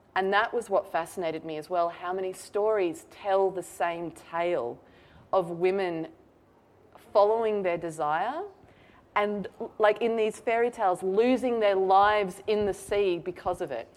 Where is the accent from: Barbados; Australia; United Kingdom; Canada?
Australia